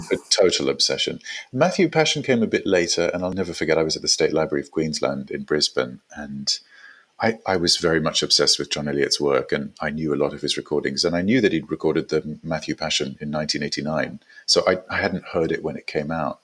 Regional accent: South Africa; also born or lived in Gold Coast, Australia / New York, United States; now in London, United Kingdom; I was born in South Africa

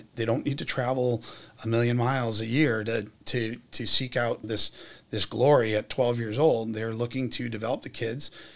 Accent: Washington, District of Columbia, United States; moved away as an adult; now in Worcester, United States; I'm from Washington, D.C. When I was growing up

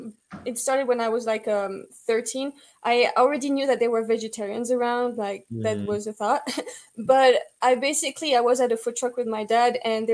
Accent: France; English is a second language; moved away as an adult; now in Bozeman, United States; I come from France originally

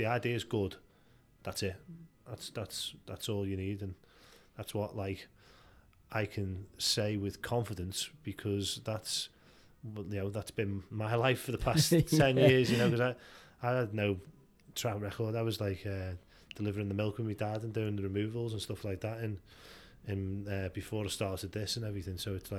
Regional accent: Liscard, North West England, United Kingdom; So I grew up in Liscard, and you know, got mates in Liscard and Wallasey and New Brighton, and like went to Mosson School and all

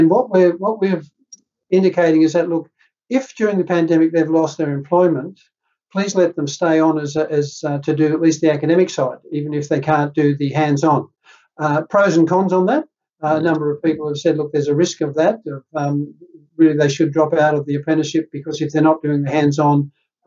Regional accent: Netherlands; now in New South Wales, Australia; I'm from Holland

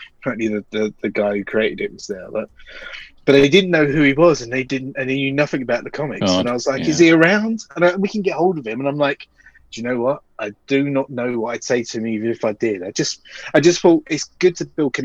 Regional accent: United Kingdom; we're very British

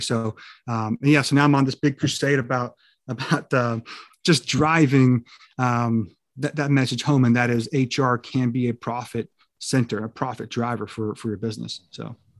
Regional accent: California, United States; I grew up in California

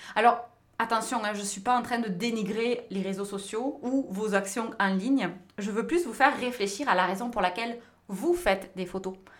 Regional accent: France; moved away as an adult; now in North America

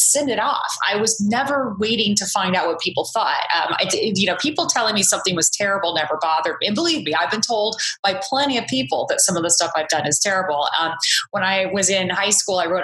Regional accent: Orange County, California, United States; growing up in Orange County, California

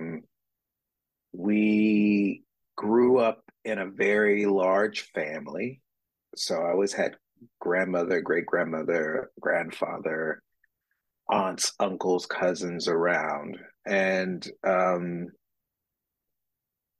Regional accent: Bessemer City, North Carolina, United States; moved away as an adult; now in Philadelphia, United States; I'm originally from a town in North Carolina called Bessemer City.

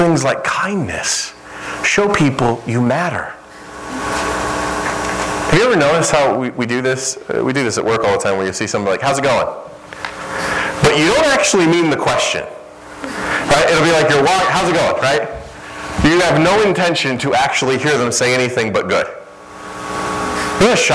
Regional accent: Midwest, United States; moved away; I'm from the Midwest, and I'm used to like Chicago and some of those places in big cities.

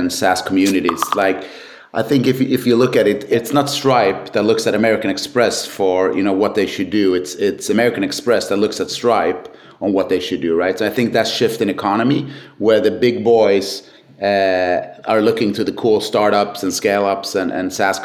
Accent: Sweden; born and raised in Sweden

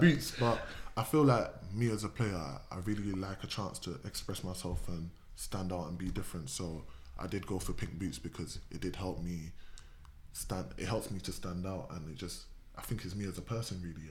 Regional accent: Reading, South East England, United Kingdom; growing up in Reading

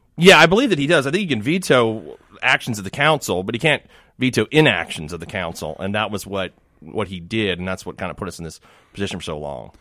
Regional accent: Miami, Florida, United States; now in Jackson, United States; I grew up in Miami until ninety-three

